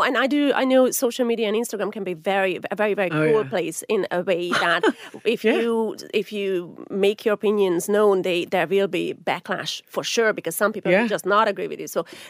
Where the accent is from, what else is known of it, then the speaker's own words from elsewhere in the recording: Hungary; moved away as an adult; now in Ireland; Now, I'm originally from Hungary, but I have been here for 24 years. So I have spent more time here than I spent in Hungary. So Ireland is my absolute home.